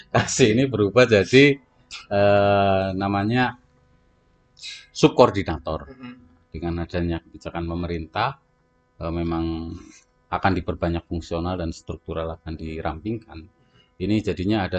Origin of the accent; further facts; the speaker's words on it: Central Java, Indonesia; accent: Ngapak; Iya, kalau saya ngapak moderat lah.